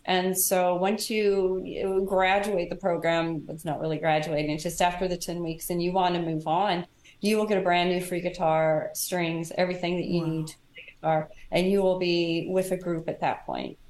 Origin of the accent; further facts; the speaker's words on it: Kansas City, United States; I'm from Kansas City